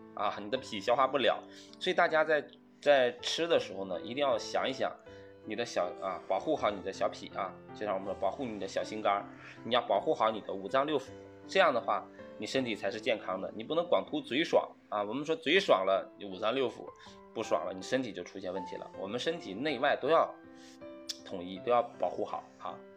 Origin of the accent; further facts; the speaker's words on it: Northeast China, China; 我老家是东北，我们那边会吃冻梨、冻柿子啊